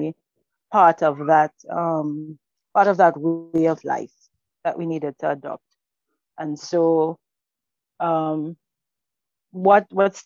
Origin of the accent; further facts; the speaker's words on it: Trinidad & Tobago; I am originally from Mayaro and Rio Claro, the southeastern part of Trinidad and Tobago being the country.